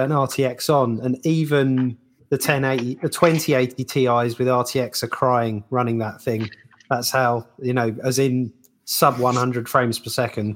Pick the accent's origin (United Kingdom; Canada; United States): United Kingdom; we're British